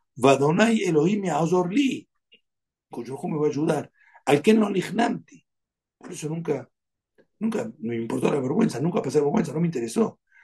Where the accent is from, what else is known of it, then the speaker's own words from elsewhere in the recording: Argentina; Soy argentino.